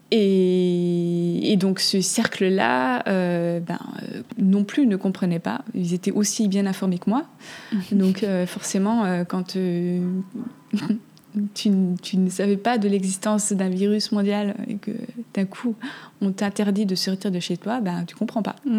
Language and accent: French; Switzerland; j'ai grandi en Suisse